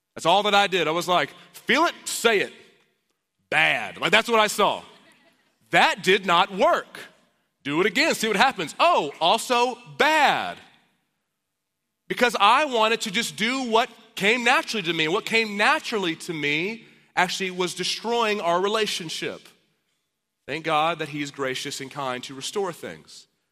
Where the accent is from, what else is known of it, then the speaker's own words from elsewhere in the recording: Dallas, Texas, United States; now in Austin, United States; I'm from Dallas